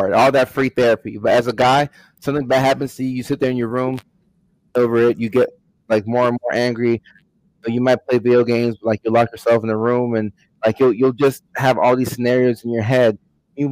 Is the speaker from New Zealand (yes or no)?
no; Ghana; moved away; also born or lived in Virginia; I'm from Ghana, West Africa originally